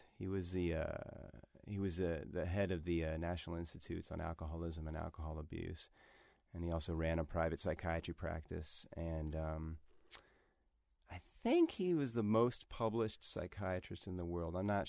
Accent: Bethesda, Maryland, United States; also born or lived in Washington, D.C.; Or Bethesda, Maryland, just outside of D.C.

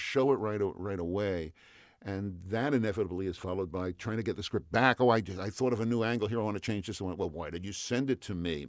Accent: New York City, New York, United States; moved away as an adult; now in California, United States; I'm a New Yorker. I, okay. I grew up in Queens, and I came to California

